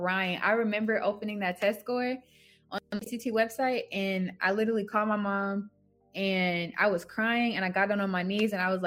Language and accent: English; Georgia, United States; also born or lived in New Orleans, Louisiana; I grew up in Georgia